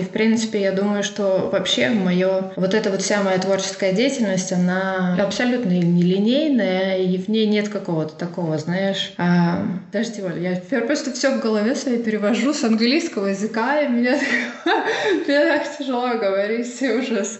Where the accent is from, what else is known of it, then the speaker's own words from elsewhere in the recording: Urals, Russia; also born or lived in Finland; now in Belgium; я родилась в России, на самом деле я уже давно переехала в Европу